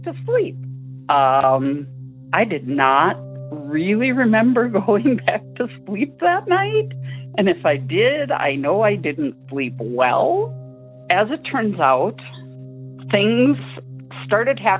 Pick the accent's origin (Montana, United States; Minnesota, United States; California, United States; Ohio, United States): Minnesota, United States; St. Paul; we grew up in St. Paul, Minnesota